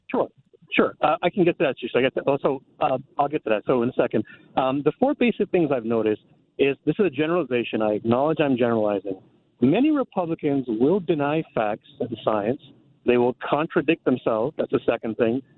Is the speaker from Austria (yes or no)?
no; India; now in Burbank, United States; I'm from India. My background's in India.